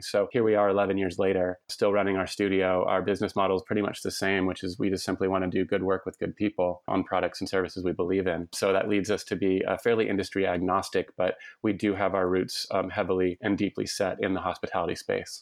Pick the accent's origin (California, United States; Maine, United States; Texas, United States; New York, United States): Texas, United States; Lubbock; now in Portland, United States; I grew up in Lubbock, Texas